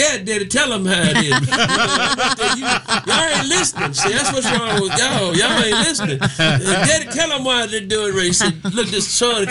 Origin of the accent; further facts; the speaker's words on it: Strayhorn, Mississippi, United States; also born or lived in Senatobia, Mississippi; my hometown of Tate County